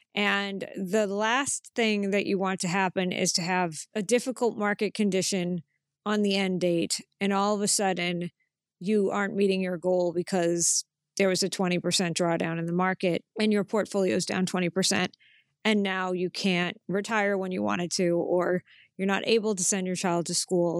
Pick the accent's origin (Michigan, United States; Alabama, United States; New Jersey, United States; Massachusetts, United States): Massachusetts, United States; now in Chicago, United States; I grew up in Massachusetts